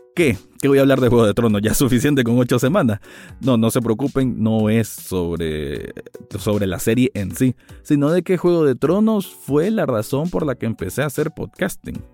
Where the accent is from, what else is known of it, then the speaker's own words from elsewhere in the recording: Nicaragua; mi país natal, que es Nicaragua